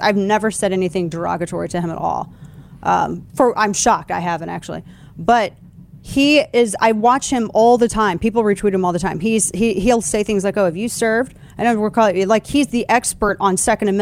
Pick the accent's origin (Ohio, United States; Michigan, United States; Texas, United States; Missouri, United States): Missouri, United States; my home state of Missouri